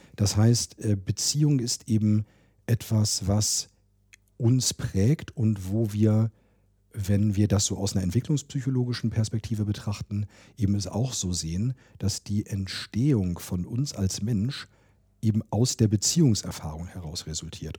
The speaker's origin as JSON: {"language": "German", "town": "Hanover", "region": "Lower Saxony", "country": "Germany", "tie": "born or raised there", "moved": "yes", "said": "Ich komme auch aus Hannover, ich bin hier geboren"}